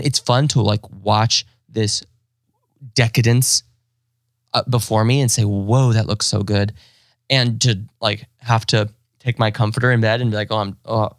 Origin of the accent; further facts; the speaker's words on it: Indiana, United States; I have this proximity being growing up in Indiana to Chicago